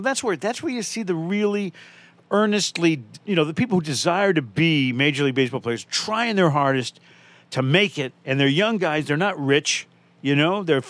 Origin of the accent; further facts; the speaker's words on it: Dorchester, Massachusetts, United States; I'm from Dorchester. No one gets a heart.